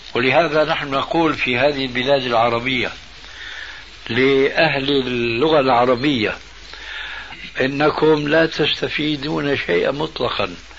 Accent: Syria; عندنا في سوريا

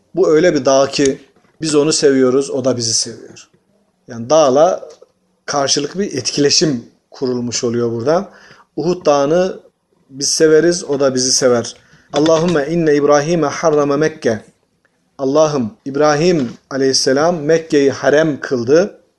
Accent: Tokat, Turkey; Tokat'ta iki tenekeye bir urukluğa diyoruz.

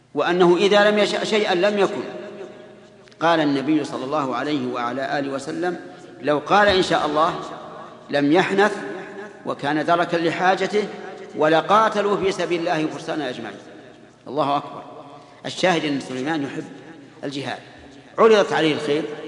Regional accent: Saudi Arabia; بلادنا السعودية

